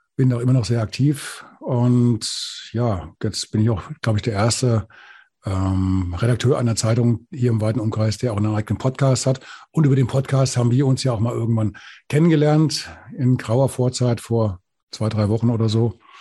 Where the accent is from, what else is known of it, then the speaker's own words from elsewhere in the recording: Bad Orb, Hesse, Germany; accent: Hessisch; also born or lived in Thuringia; Ich komme aus, aus dem Hessischen, aus dem Spessart, aus Bad Orb